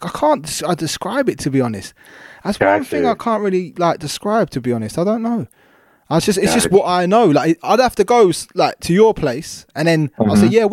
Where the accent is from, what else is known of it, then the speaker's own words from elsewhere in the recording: London, United Kingdom; I come from, I come from Croydon, which is it's Greater London. But there's like a little place called New Addington, and that's where I come from. And that's like, it's like its own little, trust me, it's its own little thing. And it's like one of the, I think it's one of the biggest council estates.